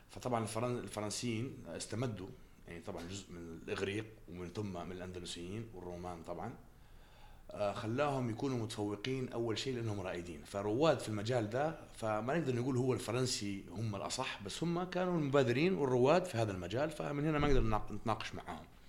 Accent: Jeddah, Makkah Province, Saudi Arabia; moved away; من مواليد جده

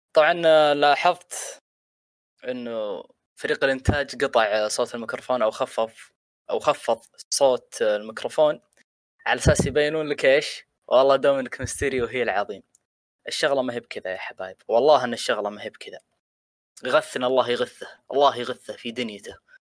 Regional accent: Saudi Arabia; عندنا هنا في السعوديه

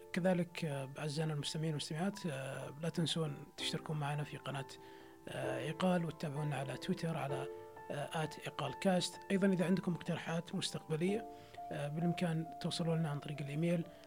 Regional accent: Saudi Arabia; عندنا في السعوديه

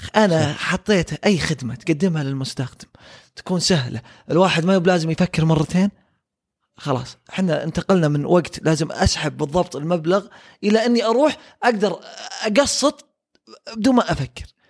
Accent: Saudi Arabia; عندنا في السعوديه

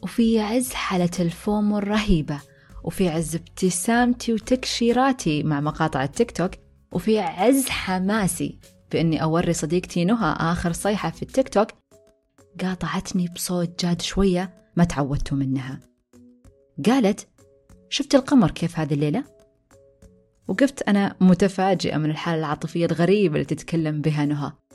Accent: Saudi Arabia

